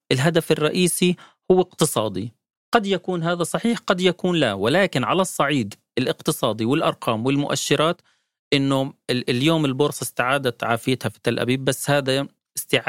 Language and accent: Arabic; West Bank, Palestine; عندنا بالضفة الغربية